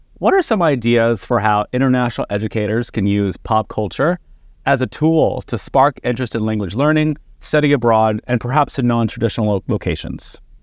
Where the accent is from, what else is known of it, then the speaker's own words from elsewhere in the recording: Texas, United States; growing up in Texas